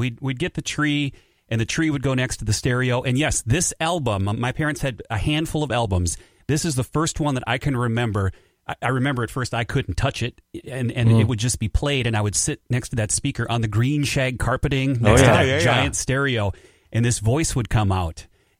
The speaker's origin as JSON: {"language": "English", "town": "Royalton", "region": "Minnesota", "country": "United States", "tie": "born or raised there", "said": "I grew up in Royalton, Minnesota."}